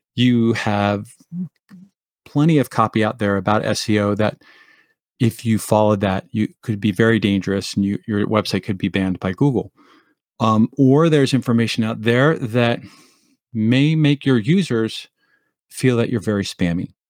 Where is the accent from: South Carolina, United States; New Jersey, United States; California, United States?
New Jersey, United States; Montclair; moved away as an adult; also born or lived in Colorado; Northern New Jersey where I grew up in Montclair